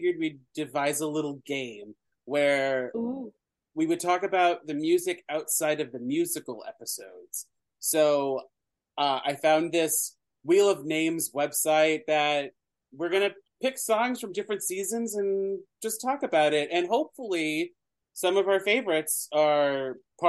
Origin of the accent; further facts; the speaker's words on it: New York City, New York, United States; I'm 35, and I'm from New York City